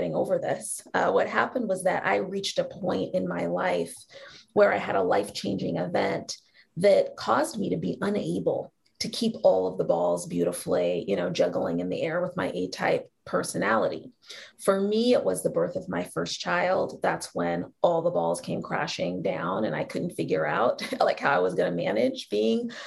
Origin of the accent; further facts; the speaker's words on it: Seattle, Washington, United States; moved away; a really magical place called Seattle Girls School in my hometown